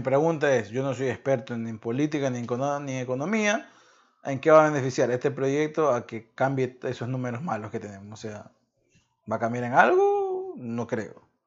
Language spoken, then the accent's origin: Spanish; Ecuador; soy ecuatoriano